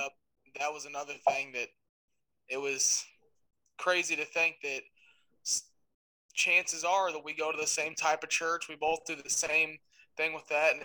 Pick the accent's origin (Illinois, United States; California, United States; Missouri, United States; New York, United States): Missouri, United States; just south of St. Louis; I'm from St. Louis, just south of St. Louis, Missouri